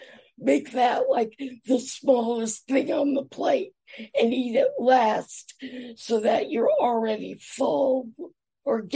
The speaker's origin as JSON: {"language": "English", "region": "New York", "country": "United States", "tie": "born or raised there", "also_born_or_lived": "Atlanta, Georgia", "said": "I moved to New York when I was nine"}